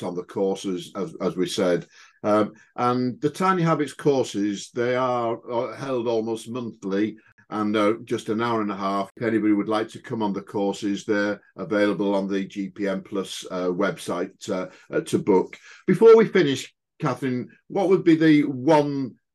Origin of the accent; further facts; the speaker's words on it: United Kingdom; as British folks